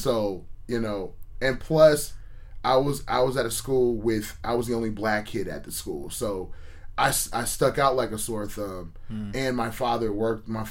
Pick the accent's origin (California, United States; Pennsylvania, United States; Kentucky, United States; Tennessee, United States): California, United States; Menlo Park; I grew up in Menlo Park.